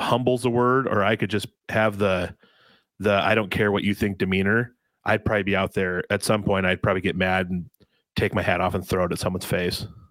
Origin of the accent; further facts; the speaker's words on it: Iowa, United States; I'm from Iowa